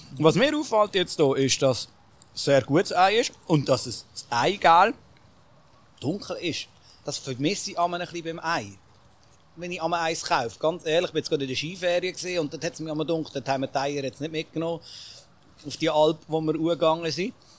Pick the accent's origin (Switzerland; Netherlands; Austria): Switzerland; Bern; als Berner ist man dann sowieso mit dem Lokalpatriotismus noch ein bisschen eher zum Mundart, also Bern-Mundart.